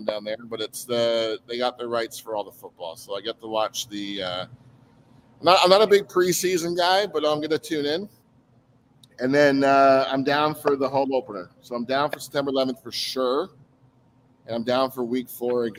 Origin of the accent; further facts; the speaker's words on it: Canada; I'm Canadian